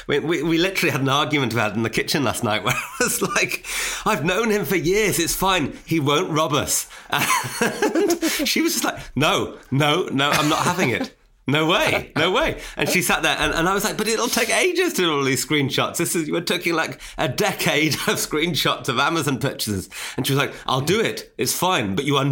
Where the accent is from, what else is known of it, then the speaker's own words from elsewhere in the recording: Newcastle upon Tyne, North East England, United Kingdom; We grew up in Newcastle and, like, he had a Geordie accent. I didn't have a Geordie accent.